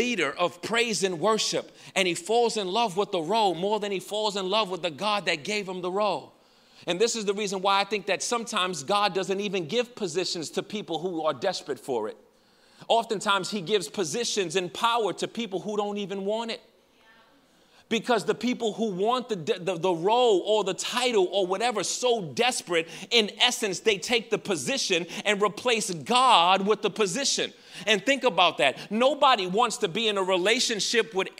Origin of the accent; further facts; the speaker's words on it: New York, United States; I'm from New York.